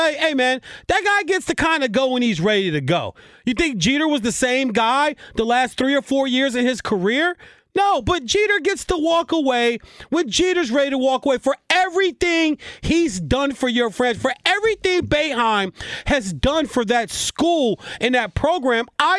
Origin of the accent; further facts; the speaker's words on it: East Coast, United States; But I grew up in that area in the East Coast. I grew up on Georgetown and Syracuse and Georgetown and Providence.